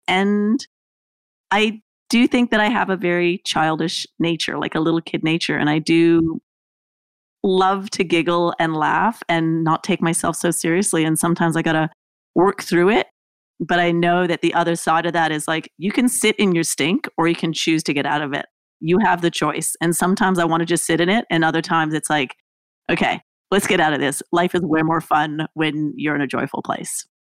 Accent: Canada; moved away as an adult; also born or lived in Australia; I lived in Australia. I was from Canada.

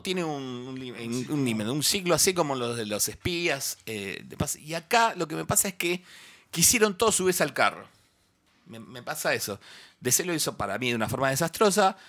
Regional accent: near Bahía Blanca, Buenos Aires Province, Argentina; la que es del interior como yo

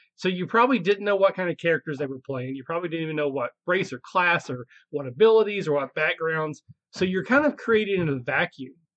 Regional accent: Southeast Kentucky, United States; I, now I'm from the South. I'm not from the deep South. I'm from Southeast Kentucky

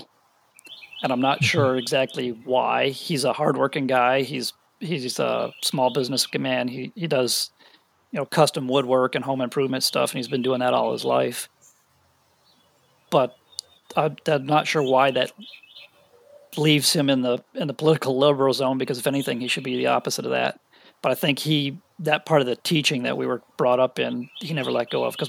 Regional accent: Western New York, United States; also born or lived in Buffalo; now in Tennessee, United States; I was born in Buffalo. We moved around. We spent some time in Tennessee. We went back to New York. So all of us were mostly raised in Western New York.

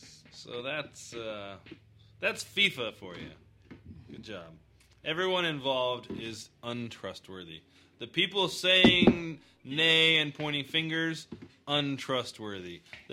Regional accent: United States; You know, granted, this is all from my American history perspective. You know, I grew up in Christian school and then went to American public school, which is probably even more of an indoctrination.

